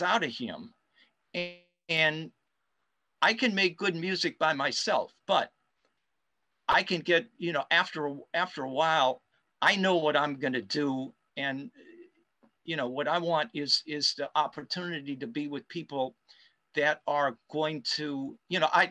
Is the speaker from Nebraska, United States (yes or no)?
no; Pittsburgh, Pennsylvania, United States; I grew up with in Pittsburgh